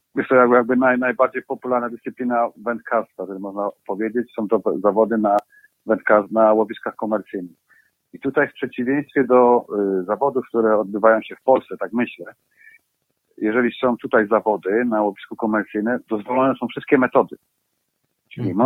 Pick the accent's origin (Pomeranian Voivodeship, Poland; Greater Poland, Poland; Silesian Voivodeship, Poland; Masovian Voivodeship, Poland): Silesian Voivodeship, Poland; Bielsko-Biała; moved away as an adult; now in England, United Kingdom; pochodzę z Bielska Białej